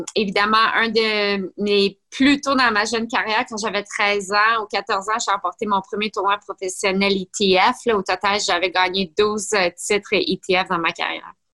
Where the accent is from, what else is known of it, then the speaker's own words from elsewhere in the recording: Blainville, Quebec, Canada; j'ai grandi à Blainville